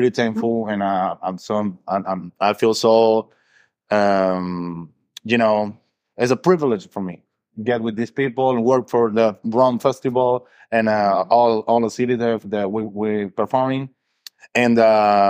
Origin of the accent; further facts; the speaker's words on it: Venezuela; moved away; I'm original from Venezuela